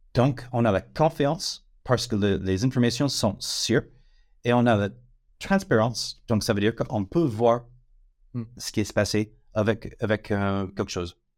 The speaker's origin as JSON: {"language": "French", "country": "United States", "second_language": "French", "moved": "as an adult", "lives_now": "France", "said": "je suis américain, ça fait 18 ans que, je suis en France"}